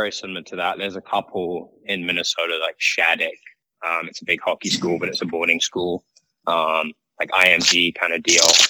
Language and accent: English; Woking, South East England, United Kingdom; Yeah, it was exactly that for me. My dad's a big golfer, and I actually live, so my house is off the 18th green at Woking Golf Cl